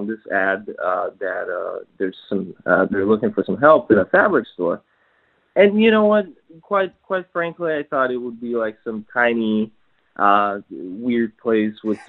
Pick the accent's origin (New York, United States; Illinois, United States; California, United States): New York, United States; also born or lived in Poland; I'm from New York, but I'm originally Polish